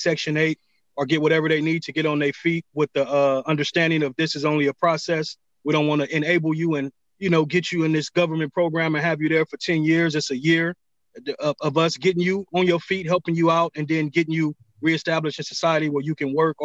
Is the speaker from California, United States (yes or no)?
yes; Los Angeles, California, United States; I'm from South Central LA, born and raised, man. I grew up on Hoover Street